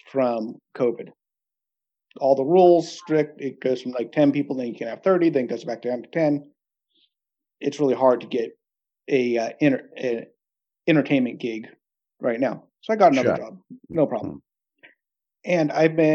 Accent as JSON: {"language": "English", "region": "California", "country": "United States", "tie": "born or raised there", "moved": "as an adult", "lives_now": "Norway", "said": "where I grew up in California"}